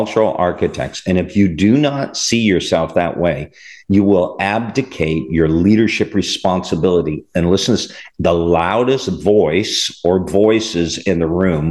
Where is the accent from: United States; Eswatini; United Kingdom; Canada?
Canada; moved away; I'm from Canada originally